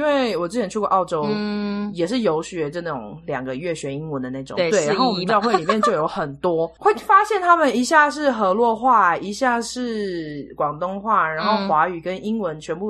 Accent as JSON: {"language": "Chinese", "region": "Kaohsiung", "country": "Taiwan", "moved": "as an adult", "lives_now": "United States", "said": "因为我尤其我是从高雄来的"}